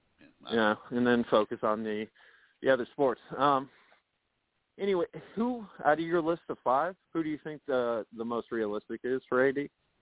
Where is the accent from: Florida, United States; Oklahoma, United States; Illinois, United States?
Florida, United States; Miami; moved away as an adult; now in Tallahassee, United States; Hey, I'm from Miami. I'm not from Tallahassee.